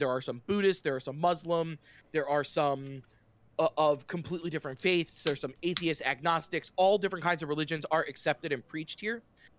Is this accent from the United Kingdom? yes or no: yes; Whitechapel, London, United Kingdom; I'm from Whitechapel.